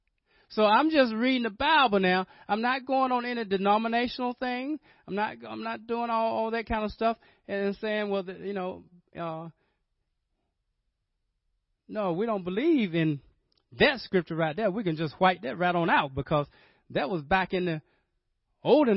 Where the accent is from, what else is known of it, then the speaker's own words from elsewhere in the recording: Rocky Mount, North Carolina, United States; Rocky Mountain, North Carolina, which is my hometown